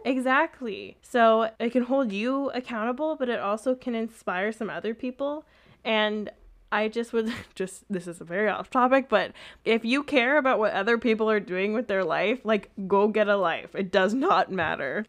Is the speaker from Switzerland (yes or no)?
no; Canada; accent: Canadian; my Canadian accent